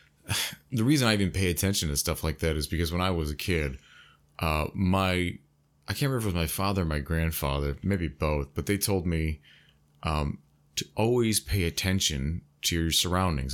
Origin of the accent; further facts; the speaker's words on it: United States; I'm from the U.S., the United States